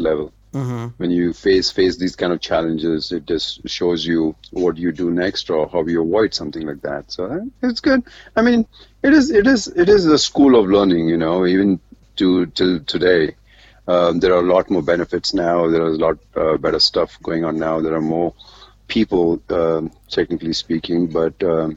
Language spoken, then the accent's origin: English; Mumbai, Maharashtra, India; also born or lived in Dubai; growing up in Bombay, my dad died when I was 7.